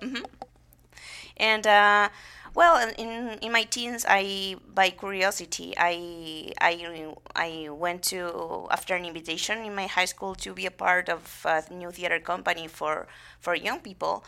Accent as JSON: {"language": "English", "town": "General Madariaga", "region": "Buenos Aires Province", "country": "Argentina", "tie": "born or raised there", "second_language": "English", "moved": "yes", "lives_now": "United States", "said": "I'm from a small town, town called, uh, General Madariaga"}